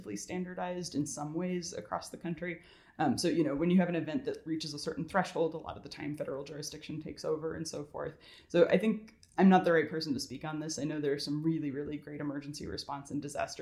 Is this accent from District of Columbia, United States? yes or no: no; California, United States; now in Georgia, United States; I'm from California originally, and I moved out here